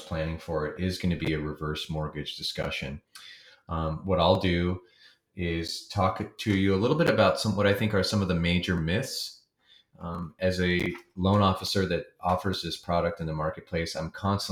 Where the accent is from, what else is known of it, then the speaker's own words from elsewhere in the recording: San Luis Obispo, California, United States; my hometown, San Luis Obispo, California